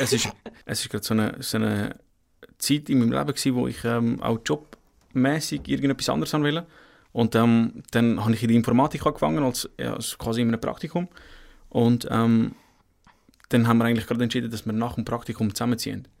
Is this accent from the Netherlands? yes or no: no; Horgen, Zurich, Switzerland; moved away as an adult; also born or lived in Kosovo; now in Aargau, Switzerland; ich komme ursprünglich aus Sorgen